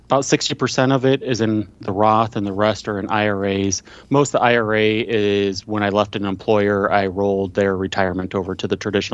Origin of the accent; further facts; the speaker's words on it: Midwest, United States; I am from the Midwest